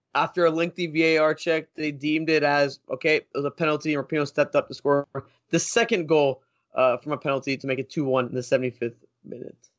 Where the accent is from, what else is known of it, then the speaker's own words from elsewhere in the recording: United States; I'm from the States.